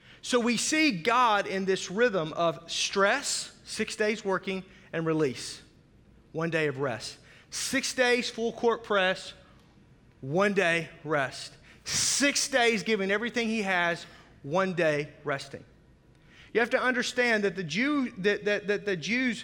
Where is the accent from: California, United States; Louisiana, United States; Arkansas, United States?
Arkansas, United States; Fort Smith; also born or lived in Oklahoma; now in Milwaukee, United States; I grew up on the Arkansas-Oklahoma border, so Fort Smith. If you've seen the movie True Grit, where the railroad ends, that's my hometown